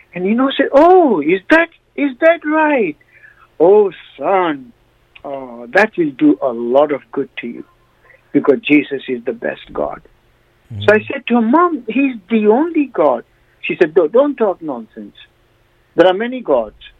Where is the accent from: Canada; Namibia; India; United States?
India; now in United Kingdom; I come from India